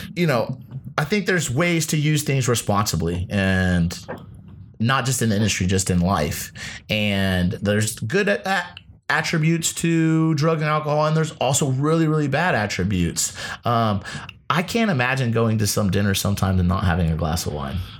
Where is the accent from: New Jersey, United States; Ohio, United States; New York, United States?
Ohio, United States; also born or lived in Las Vegas; now in Los Angeles, United States; Being a Midwesterner myself okay. uh, from Ohio